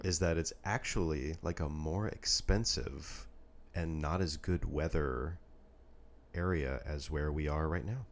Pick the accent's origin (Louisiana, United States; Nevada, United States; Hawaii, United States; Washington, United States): Washington, United States; Redmond; moved away; where I grew up in Redmond, Washington